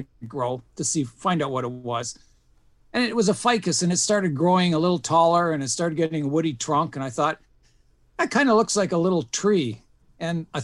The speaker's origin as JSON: {"language": "English", "country": "Canada", "tie": "born or raised there", "also_born_or_lived": "Switzerland / Wales", "said": "I was born in Switzerland, and I took on the nationality of my parents. And then we moved to Wales, lived in Wales for a few years, and then immigrated to Canada. And I've lived in Canada pretty well all my life then"}